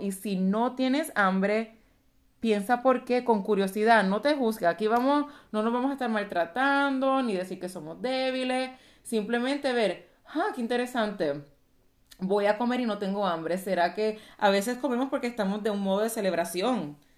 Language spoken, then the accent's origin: Spanish; Puerto Rico; moved away as an adult; now in Texas, United States; nací, y me crié en Puerto Rico